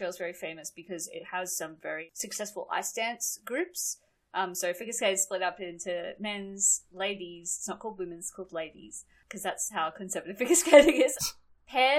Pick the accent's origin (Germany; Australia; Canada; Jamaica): Australia; I grew up in Australia